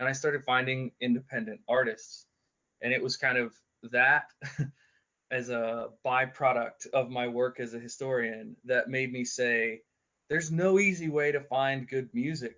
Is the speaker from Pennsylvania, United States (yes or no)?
yes; Western Pennsylvania, United States; I was born and raised in Western Pennsylvania